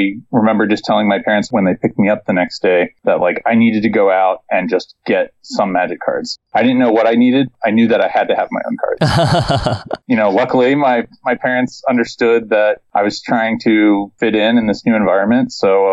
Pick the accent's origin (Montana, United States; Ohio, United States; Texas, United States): Ohio, United States; Cincinnati; I am originally from Ohio, around the Cincinnati area